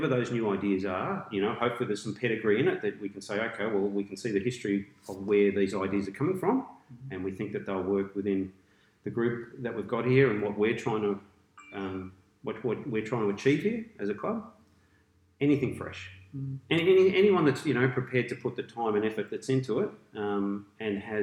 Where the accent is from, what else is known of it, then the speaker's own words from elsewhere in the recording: Melbourne, Victoria, Australia; moved away as an adult; also born or lived in New Zealand; now in Queensland, Australia; I'm a Melbourne boy. I went through a grammar school down in the eastern suburbs.